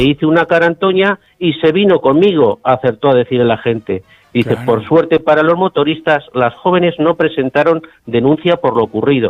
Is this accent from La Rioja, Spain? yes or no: yes; Logroño, La Rioja, Spain; vine destinado a, a, mi, a mi tierra, a, Logroño